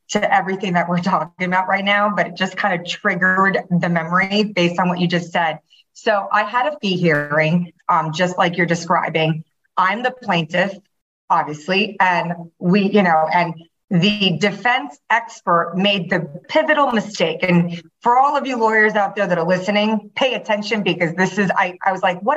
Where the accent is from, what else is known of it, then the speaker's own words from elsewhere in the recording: Taiwan; now in Miami, United States; I'm from Taiwan originally